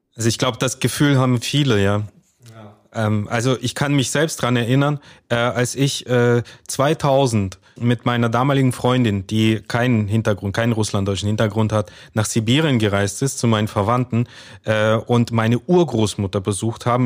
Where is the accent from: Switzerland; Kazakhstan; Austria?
Kazakhstan; now in Germany; Wir sind, äh, alle drei in Kasachstan geboren.